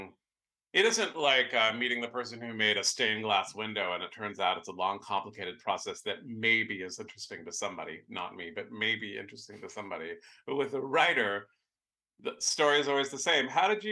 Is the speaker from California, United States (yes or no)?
yes; San Francisco, California, United States; I grew up in San Francisco and I live here now.